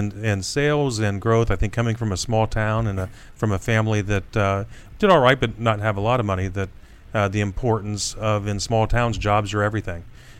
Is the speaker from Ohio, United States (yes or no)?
yes; Wapakoneta, Ohio, United States; Big town of Wapakoneta, Ohio.